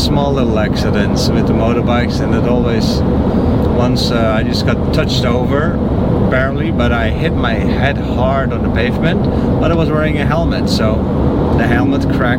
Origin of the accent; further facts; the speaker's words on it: Netherlands; now in United States; I'm from the Netherlands.